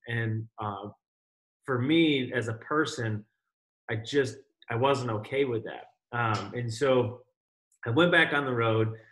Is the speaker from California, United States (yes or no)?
no; Rochester, New York, United States; my mother is actually from upstate, so uh, I just ended up up here pretty much my whole life